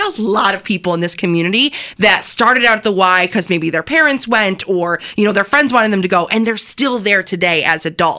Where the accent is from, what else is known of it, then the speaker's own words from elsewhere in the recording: Canandaigua, New York, United States; I also was a Y kid. I grew up at the Y. I grew up in Canandaigua.